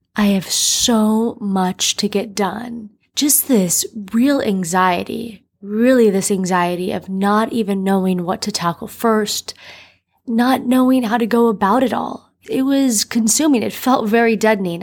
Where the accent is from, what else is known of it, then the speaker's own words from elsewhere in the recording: Miami, Florida, United States; moved away as an adult; now in New York City, United States; I'm from Miami.